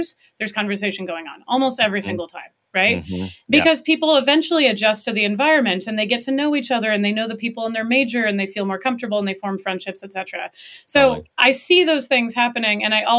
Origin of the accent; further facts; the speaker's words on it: Pacific Northwest, United States; I did a lot growing up in the Pacific Northwest